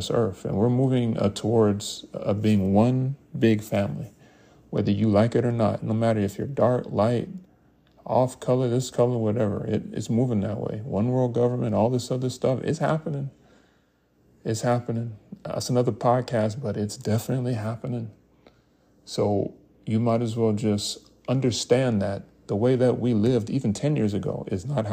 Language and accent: English; United States; we as African American people